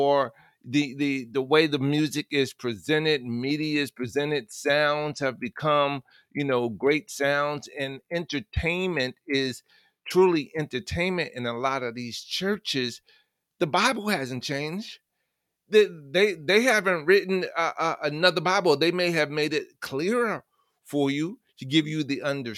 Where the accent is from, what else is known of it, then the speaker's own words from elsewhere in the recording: New York City, New York, United States; I was born and raised in the Bronx